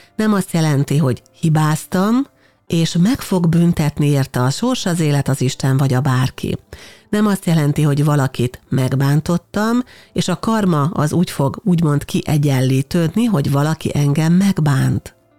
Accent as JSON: {"language": "Hungarian", "country": "Hungary", "said": "mi Magyarországon magyarként egy olyan európai kultúrkörbe születtünk bele"}